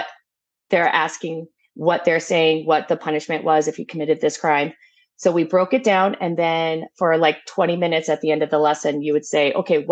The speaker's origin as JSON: {"language": "English", "town": "Tucson", "region": "Arizona", "country": "United States", "said": "I am from Tucson, Arizona"}